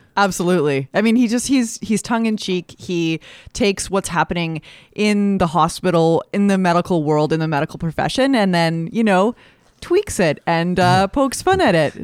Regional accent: Alberta, Canada; I grew up in Alberta

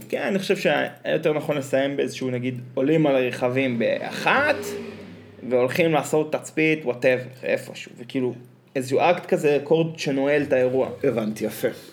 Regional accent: Northern Israel, Israel; אנחנו צפונבונים, כי אנחנו מהצפון

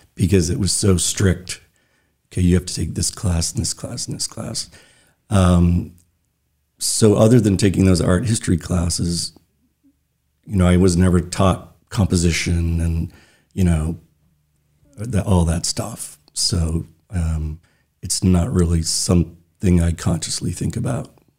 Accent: Brooks, Maine, United States; also born or lived in Brunswick, Maine / Freeport, Maine; by the time I started school, we moved to Brooks, Maine, which is tiny little town on the Moosehead Trail north of Belfast. Uh, so that's where I grew up

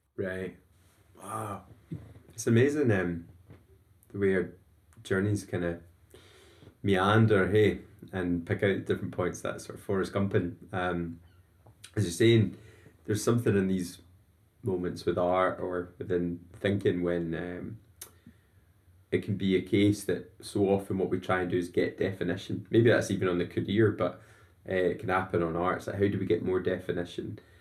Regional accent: Scotland, United Kingdom

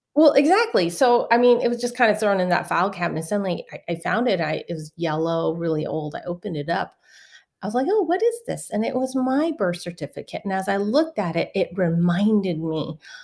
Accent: San Francisco, California, United States; I was born in San Francisco, Chinatown

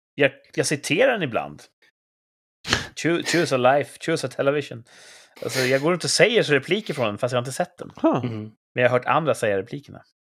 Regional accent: Sweden; jag är svensk

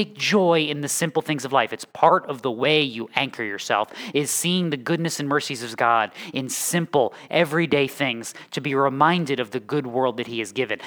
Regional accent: Connecticut, United States; moved away; also born or lived in North Carolina; I am from Connecticut, and then I lived for 10 years, give or take, in Connecticut, and then 25 years, give or take, in North Carolina

